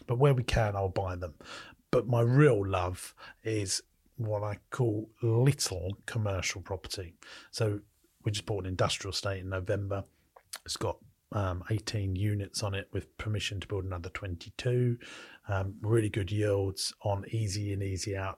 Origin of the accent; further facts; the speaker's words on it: United Kingdom; I'm a Brit.